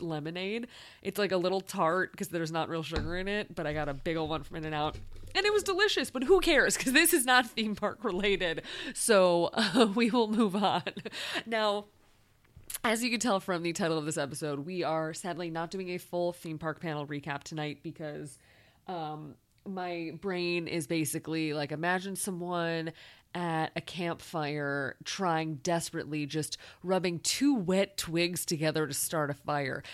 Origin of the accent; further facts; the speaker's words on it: Chicago, Illinois, United States; moved away; as a Chicagoan